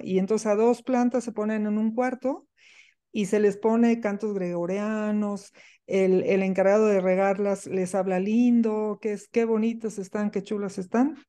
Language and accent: Spanish; Soconusco, Chiapas, Mexico; crecí en una selva, nací en, en el Soconusco, en Chiapas, en una finca de café